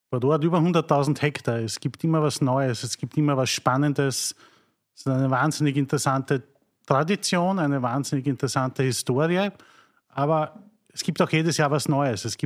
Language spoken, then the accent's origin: German; Mattersburg, Burgenland, Austria; ich komme aus Mattersburg